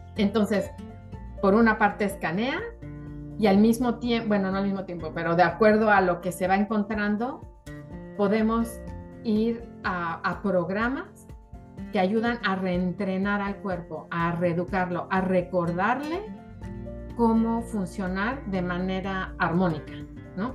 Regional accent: Mexico; also born or lived in South Florida, United States; now in Florida, United States; soy mexicana, eh, estoy radicando en Miami, Florida

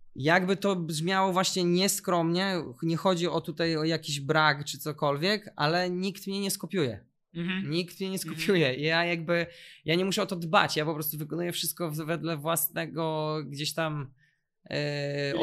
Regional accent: Warsaw, Masovian Voivodeship, Poland; u nas w Warszawie

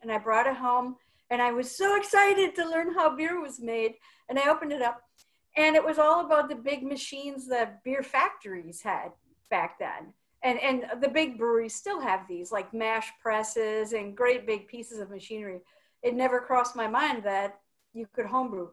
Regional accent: Wisconsin, United States; also born or lived in Eugene, Oregon; now in Portland, United States; I'm from Wisconsin

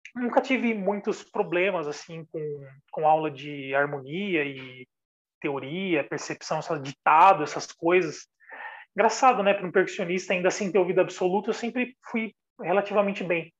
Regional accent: São Paulo, Brazil; eu sou de São Paulo, da periferia de São Paulo, comecei estudando música com 10 anos

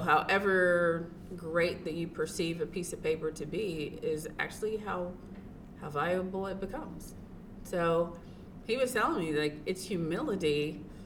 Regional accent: Tennessee, United States; I grew up in Tennessee. I grew up with my grandparents.

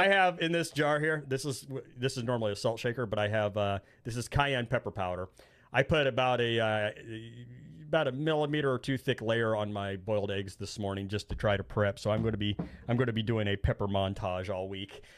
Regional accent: Indiana, United States; I'm from Indiana. They call us Hoosiers

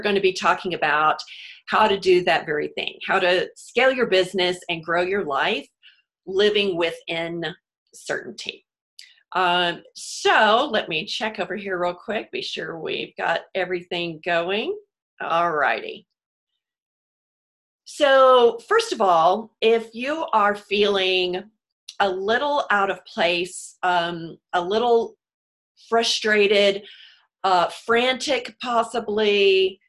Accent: Houston, Texas, United States; moved away; also born or lived in New York City; I'm from Houston originally, so living through hurricanes, and then lived in New York City

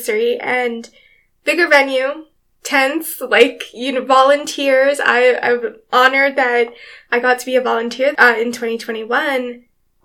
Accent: Edmonton, Alberta, Canada; I'm born and raised in Edmonton, 32

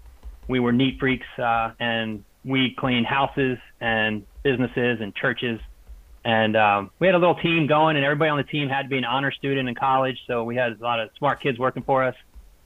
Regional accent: East Coast, United States; moved away as an adult; also born or lived in Pennsylvania / California; now in Austin, United States; I grew up on the East Coast

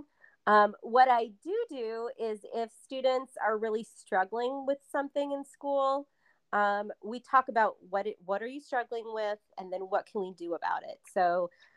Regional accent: Madison, Virginia, United States; moved away as an adult; now in Charlottesville, United States; I'm from Madison originally

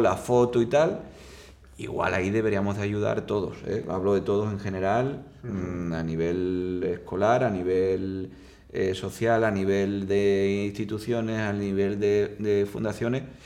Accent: Seville, Andalusia, Spain; soy de Sevilla

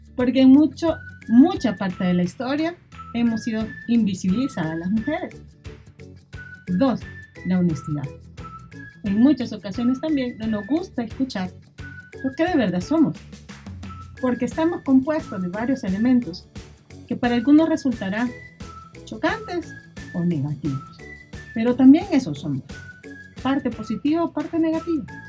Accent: El Salvador; lo que somos salvadoreños y salvadoreñas

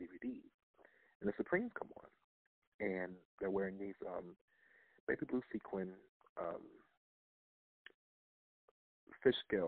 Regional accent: Lorain, Ohio, United States; From Lorain, Ohio, born Lorain, Ohio, raised in Lorain, Ohio.

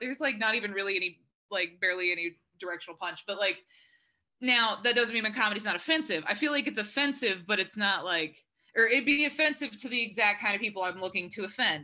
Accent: Texas, United States; moved away as an adult; also born or lived in Arkansas; now in Los Angeles, United States; So I grew up in Texas.

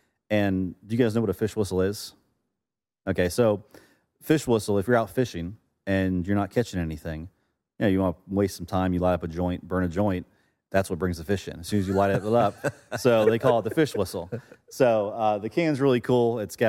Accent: Florida, United States; Growing up in Florida, South Florida, grew up fishing, offshore fishing.

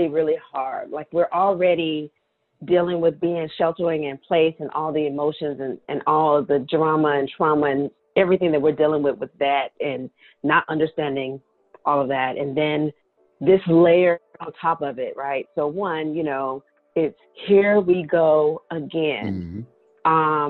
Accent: the South, United States; now in Maryland, United States; I'm from the South.

